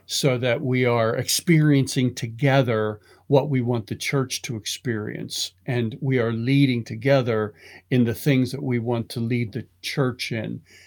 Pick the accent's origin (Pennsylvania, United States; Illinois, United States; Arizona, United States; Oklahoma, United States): Pennsylvania, United States; Pittsburgh; growing up in Pittsburgh, my, my grandfather was a carpenter in a steel mill